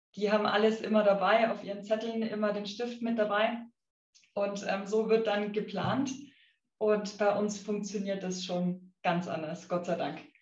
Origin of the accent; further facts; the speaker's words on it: Affing, Bavaria, Germany; ich bin auf einem kleinen Bauernhof aufgewachsen ähm, in Affing